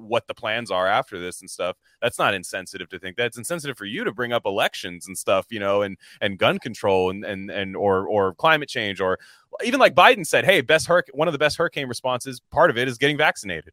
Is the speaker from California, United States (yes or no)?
yes; Northern California, United States; I'm from Northern California